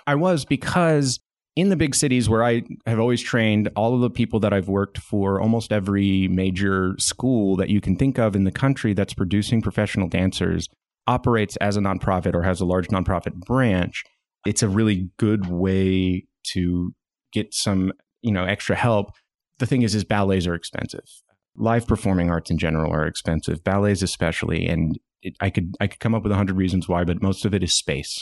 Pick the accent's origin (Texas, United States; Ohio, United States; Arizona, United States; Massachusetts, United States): Texas, United States; Dallas; moved away as an adult; now in Northwest Arkansas, United States; I landed back near my hometown in Dallas